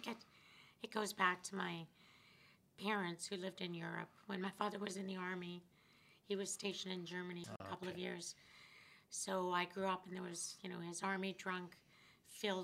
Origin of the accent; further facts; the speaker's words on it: Prince Albert, Saskatchewan, Canada; also born or lived in Chilliwack, British Columbia / interior of British Columbia / North Battleford, Saskatchewan; Eventually, we moved to Saskatchewan when I was at the end of grade four and lived in North Battleford for a bit, but mostly Prince Albert